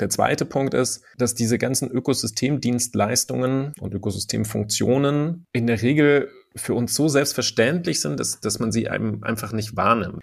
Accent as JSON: {"language": "German", "country": "Germany", "said": "bei uns in Deutschland"}